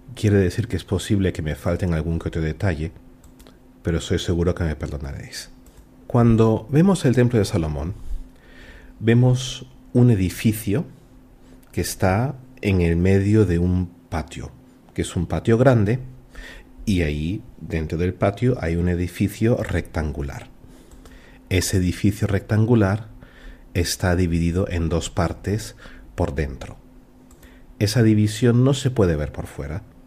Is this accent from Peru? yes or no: yes; Peru; moved away; also born or lived in Germany; yo soy peruano y cuando viví en Alemania